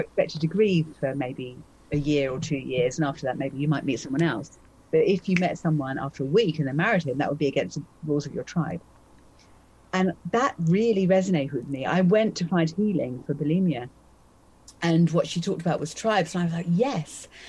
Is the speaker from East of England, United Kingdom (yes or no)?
yes; Essex, East of England, United Kingdom; also born or lived in London; So I was born in London, and then I grew up in, in Essex